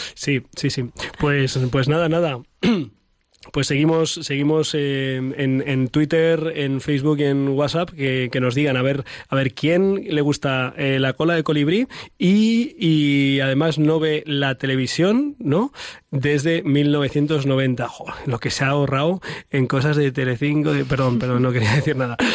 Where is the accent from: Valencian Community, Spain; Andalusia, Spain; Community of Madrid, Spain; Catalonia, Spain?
Community of Madrid, Spain; Ciempozuelos; mi pueblo de Cienpozuelos